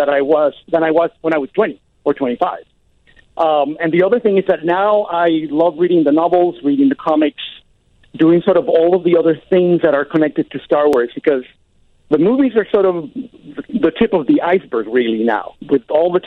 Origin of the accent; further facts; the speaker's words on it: Puerto Rico; moved away; I'm from Puerto Rico